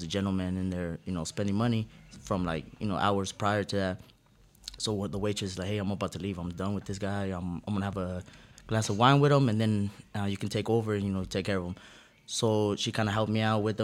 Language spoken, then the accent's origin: English; Las Vegas, Nevada, United States; I'm from Vegas